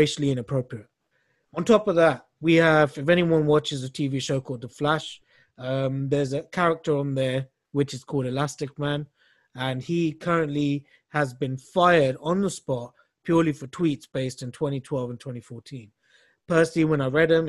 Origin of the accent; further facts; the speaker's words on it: England, United Kingdom; We as English people